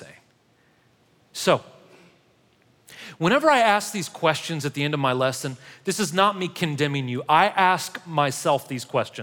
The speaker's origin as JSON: {"language": "English", "town": "St. Louis", "region": "Missouri", "country": "United States", "moved": "yes", "lives_now": "Murfreesboro, United States", "said": "I'm from St. Louis originally"}